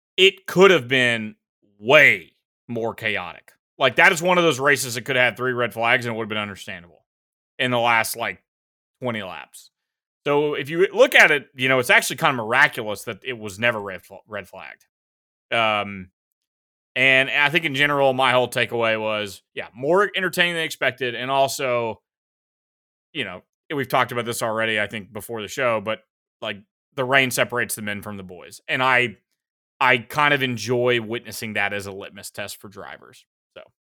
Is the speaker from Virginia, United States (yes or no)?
no; South Carolina, United States; I'm from South Carolina